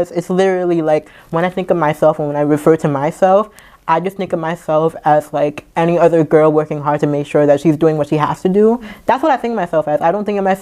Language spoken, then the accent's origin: English; New York City, New York, United States; also born or lived in St. John's, Antigua and Barbuda; I'm from the Bronx, but via Antigua in the Caribbean